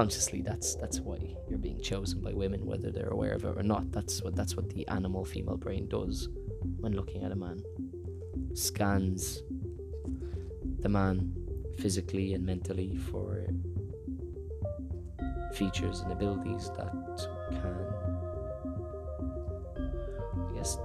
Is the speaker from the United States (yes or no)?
no; Ireland; I'm Irish